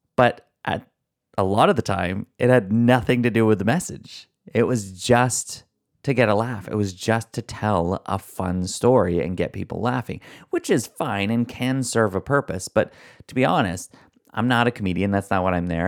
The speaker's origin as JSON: {"language": "English", "country": "Canada", "accent": "Canadian", "said": "my Canadian accent"}